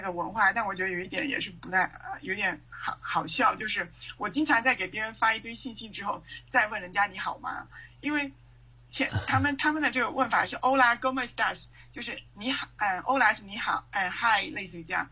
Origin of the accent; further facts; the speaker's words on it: China; moved away as an adult; now in Colombia; 我现在作为一个中国人开始奔西语的时候